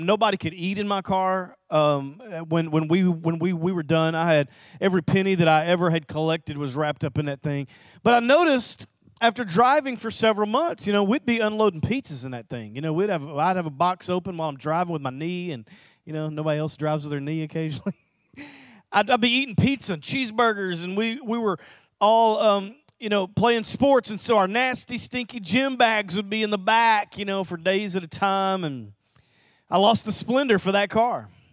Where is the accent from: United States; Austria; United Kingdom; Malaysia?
United States; Little Rock, Arkansas; Lanny and I grew up in Little Rock together